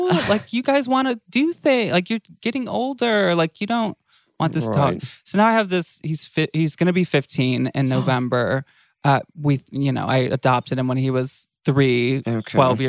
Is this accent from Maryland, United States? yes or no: no; Michigan, United States; now in California, United States; I'm from Michigan.